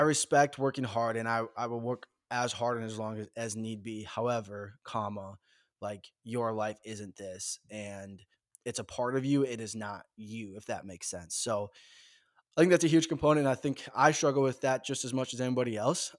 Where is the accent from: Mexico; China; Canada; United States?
United States; Minnesota; born and raised in the Midwest in the great state of Minnesota